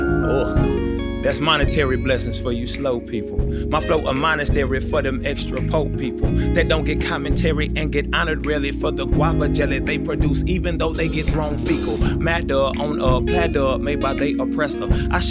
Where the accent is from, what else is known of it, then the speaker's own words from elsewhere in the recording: Houston, Texas, United States; I'm an Igbo boy from the southwest side of Houston